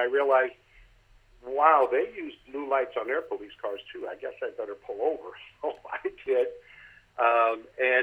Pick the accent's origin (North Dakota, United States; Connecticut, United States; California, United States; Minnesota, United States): Connecticut, United States; also born or lived in New Hampshire; I was born and raised in Connecticut with a couple of years living in New Hampshire.